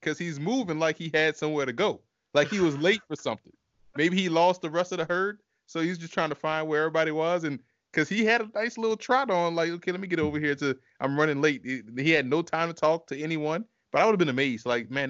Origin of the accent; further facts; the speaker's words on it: Southern United States, United States; I'm running away from the moose because I'm from the South and we don't see moose.